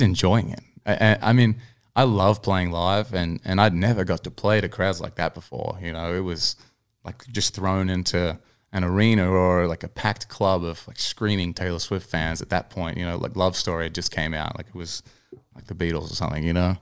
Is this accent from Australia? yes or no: yes; Newcastle, New South Wales, Australia; moved away as an adult; now in Nashville, United States; I was in my hometown of Newcastle